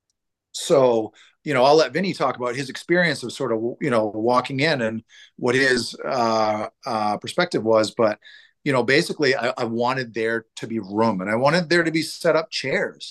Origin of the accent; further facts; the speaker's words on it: Portland, Maine, United States; Portland, where I'm from.